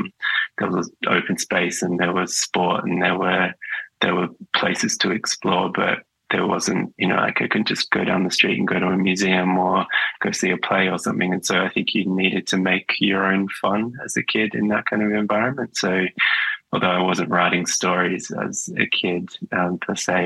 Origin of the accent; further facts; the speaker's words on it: Perth, Western Australia, Australia; moved away as an adult; now in Melbourne, Australia; I grew up in Perth, sort of on the outer suburbs of Perth.